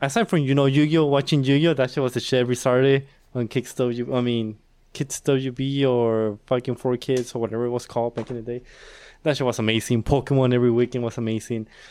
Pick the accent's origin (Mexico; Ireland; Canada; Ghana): Mexico; moved away; I was born in Mexico